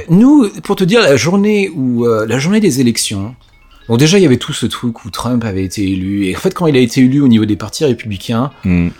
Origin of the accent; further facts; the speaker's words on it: Yvelines, Île-de-France, France; moved away as an adult; now in United States; j'ai vécu dans les Yvelines en fait, mhm. c'est là où j'ai grandi